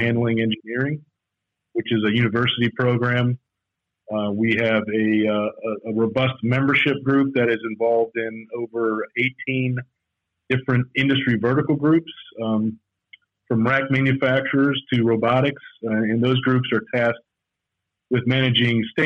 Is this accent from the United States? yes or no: yes; North Carolina, United States; moved away as an adult; also born or lived in Miami; I'm from North Carolina, which is where MHI is headquartered, so it was a great opportunity to get back to closer to home, to friends and family